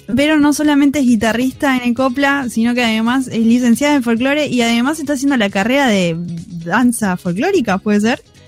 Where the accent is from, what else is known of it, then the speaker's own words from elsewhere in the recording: Buenos Aires, Argentina; nosotros somos de Buenos Aires